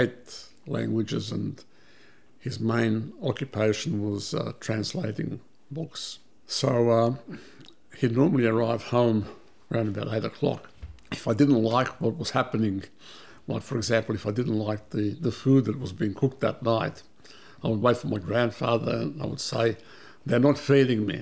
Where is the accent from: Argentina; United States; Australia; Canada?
Australia; Melbourne, Victoria; English is a second language; also born or lived in Belgrade, Serbia / Vienna, Austria; we came to Australia as refugees in 1958